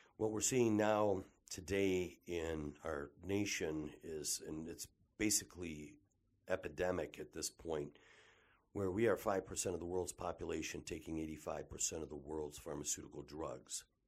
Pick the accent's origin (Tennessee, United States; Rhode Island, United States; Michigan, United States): Michigan, United States; Detroit; I was born and raised here in the Detroit metropolitan area